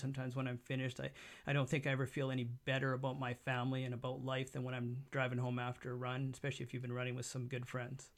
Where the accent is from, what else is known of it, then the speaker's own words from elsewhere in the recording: Abbotsford, British Columbia, Canada; born here, l, lived here, never moved out of the area.